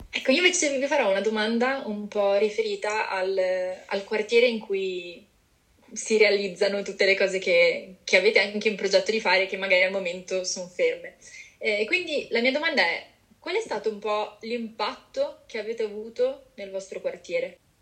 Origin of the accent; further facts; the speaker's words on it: Genoa, Liguria, Italy; io sono di Genova